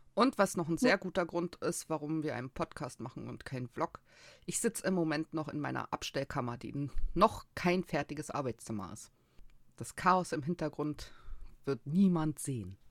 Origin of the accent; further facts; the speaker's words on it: Berlin, Germany; Ich bin in Berlin geboren, ich lebe in Berlin, ich habe noch nie woanders gewohnt.